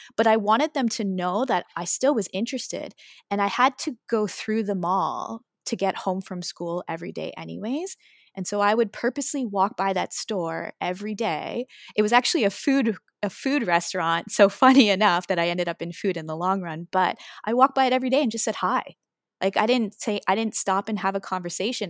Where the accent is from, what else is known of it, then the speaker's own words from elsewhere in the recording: Waterloo Region, Ontario, Canada; I was born in the Waterloo region area.